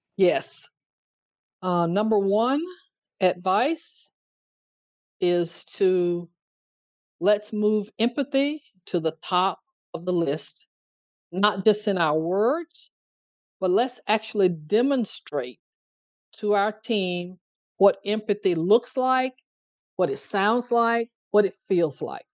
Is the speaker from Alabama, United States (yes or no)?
yes; Tuscaloosa, Alabama, United States; It's the place I grew up, Tuscaloosa, Alabama, eh, here in the US.